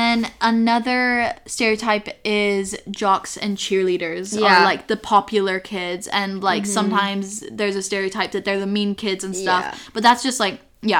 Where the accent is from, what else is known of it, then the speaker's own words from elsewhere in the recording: Utah, United States; now in Oxford, United Kingdom; whenever I tell people I'm from Utah